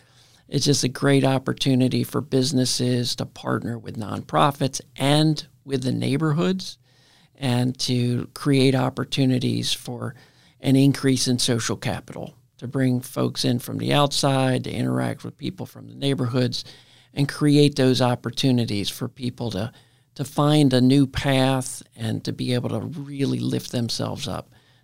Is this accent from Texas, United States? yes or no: no; Baltimore, Maryland, United States; born or raised there